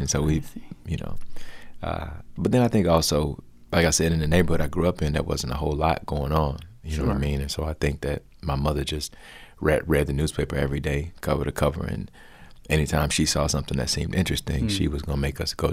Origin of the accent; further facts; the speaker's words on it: Bessemer, Alabama, United States; where I grew up in Alabama was a town called Bessemer, which is... south of the city of Birmingham